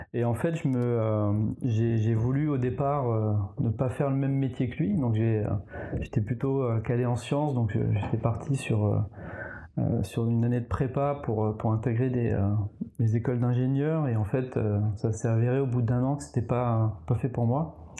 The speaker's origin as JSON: {"language": "French", "region": "eastern France", "country": "France", "also_born_or_lived": "Nancy / Strasbourg / England / Paris", "moved": "as an adult", "said": "je viens de l'Est de la France"}